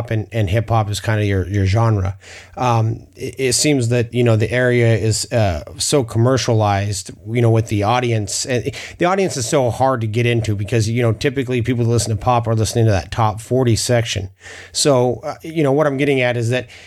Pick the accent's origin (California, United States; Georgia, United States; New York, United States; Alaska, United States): Alaska, United States; also born or lived in Southern Idaho; now in Idaho, United States; I'm actually from Alaska